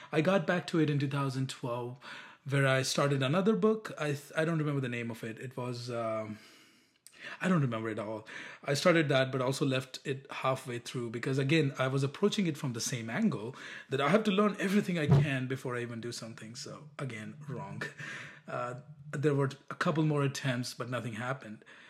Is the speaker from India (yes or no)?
yes; India; moved away as an adult; now in United States; I'm from India